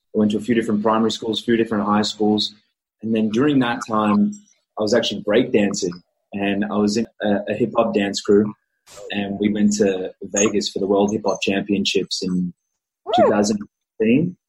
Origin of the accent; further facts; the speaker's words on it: Australia; first language English; I'm Australian.